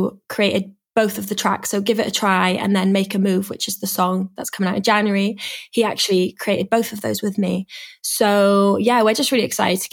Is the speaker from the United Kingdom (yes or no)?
yes; Swansea, Wales, United Kingdom; moved away as an adult; now in London, United Kingdom; I'm from Swansea though, in Wales.